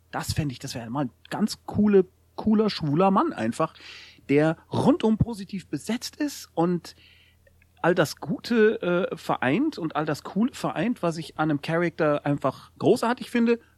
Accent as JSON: {"language": "German", "region": "Bavaria", "country": "Germany", "said": "es ist genauso wie man von mir als Bayer annimmt, ich würde immer Fußball mögen und grundsätzlich Lederhosen tragen und sehr viel Bier trinken."}